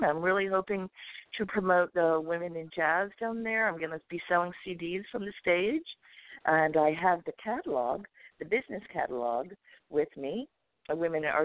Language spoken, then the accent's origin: English; Fort Lauderdale, Florida, United States; I'm originally from Fort Lauderdale. I'm a Florida girl